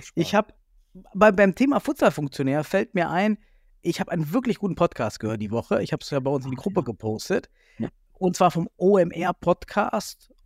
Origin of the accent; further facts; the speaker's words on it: the East, eastern Germany, Germany; now in Düsseldorf, Germany; ich komme ja aus dem Osten